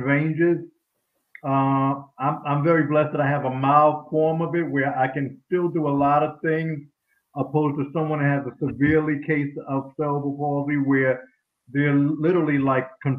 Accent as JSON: {"language": "English", "region": "New York", "country": "United States", "tie": "born or raised there", "said": "growing up in New York school"}